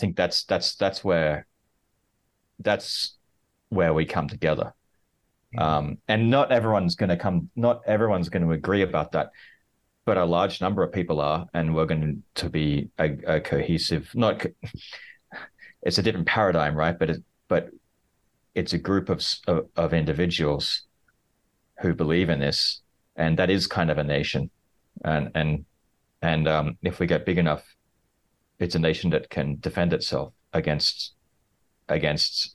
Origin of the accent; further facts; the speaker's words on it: Australia; now in Hong Kong; I'm originally from Australia